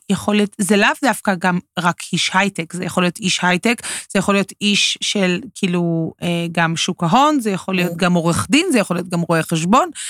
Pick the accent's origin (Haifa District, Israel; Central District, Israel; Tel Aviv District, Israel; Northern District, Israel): Tel Aviv District, Israel; Tel Aviv; בגלל שאני תל אביבית, גדלתי באזור הבימה.